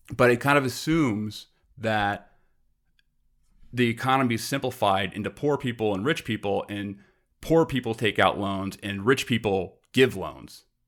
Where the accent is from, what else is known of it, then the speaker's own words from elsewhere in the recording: New York City, New York, United States; also born or lived in Long Island; now in Brooklyn, United States; I'm from Queens originally